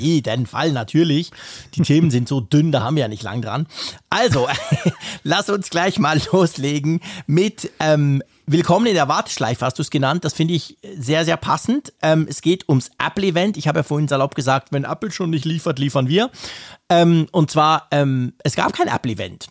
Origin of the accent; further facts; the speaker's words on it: Switzerland; first language Swiss German; das Schweizerdeutsch ist schon nicht nur, das ist letztendlich unsere Sprache